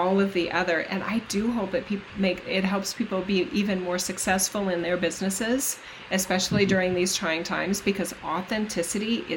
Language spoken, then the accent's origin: English; United States; as an American